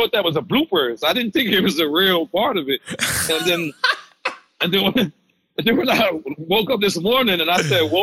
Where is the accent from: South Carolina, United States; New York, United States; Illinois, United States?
New York, United States; New York City; I'm from Queens. Jackson Heights